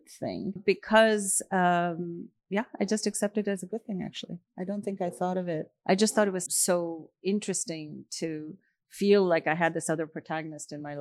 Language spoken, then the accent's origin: English; India; moved away; I grew up in India